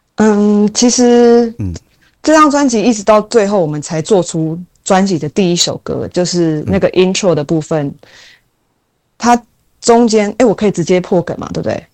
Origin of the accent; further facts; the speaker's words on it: Taiwan; 我就是土生土长啊